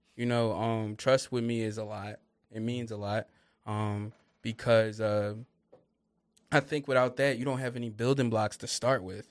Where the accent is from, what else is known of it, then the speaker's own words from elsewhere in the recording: Upper Darby, Pennsylvania, United States; also born or lived in Lansdowne, Pennsylvania; I grew up in the Upper Darby area.